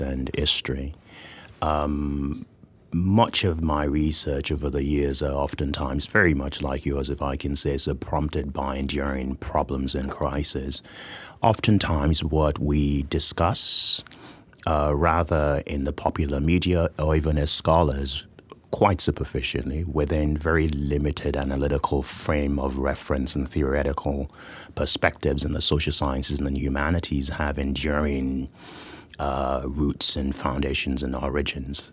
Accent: southwestern Nigeria, Nigeria; I was born and raised in Nigeria, in southwestern Nigeria.

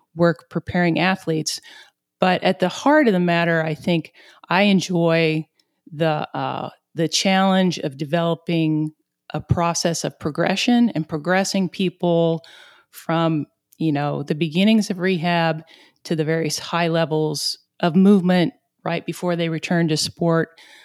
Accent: southeast Missouri, United States; accent: southeast Missouri; my southeast Missouri accent

